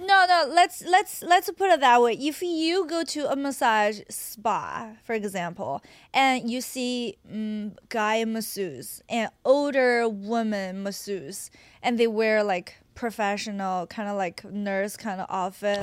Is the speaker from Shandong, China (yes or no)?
yes; Qingdao, Shandong, China; English is a second language; moved away as an adult; also born or lived in Nebraska / New York; now in United States; I'm from Qingdao